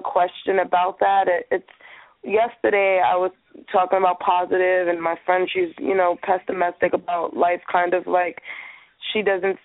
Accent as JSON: {"language": "English", "region": "New York", "country": "United States", "moved": "as an adult", "lives_now": "California, United States", "said": "I'm in California. I'm from New York."}